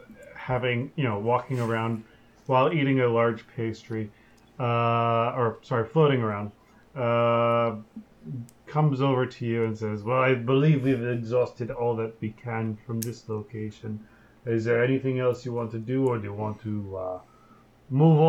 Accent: United States; they know I'm American

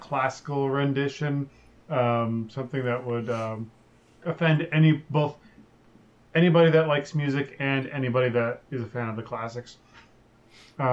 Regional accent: United States; they know I'm American

